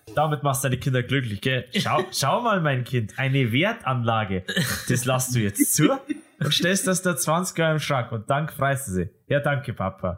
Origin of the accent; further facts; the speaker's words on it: Ismaning, Bavaria, Germany; In East Ismaning, wo ich aufgewachsen bin